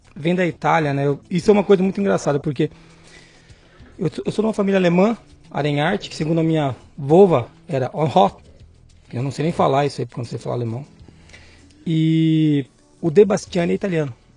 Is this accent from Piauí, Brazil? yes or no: no; Foz do Iguaçu, Paraná, Brazil; Nasci em Foz do Iguaçu